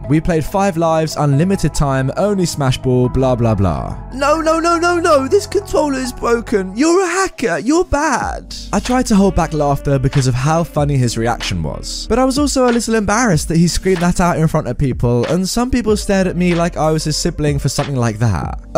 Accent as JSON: {"language": "English", "country": "Australia", "said": "By the way, I'm Australian, so you might see that some words are spelt different, like mum is spelt mum here. Keep in mind too, tasers are illegal in Australia"}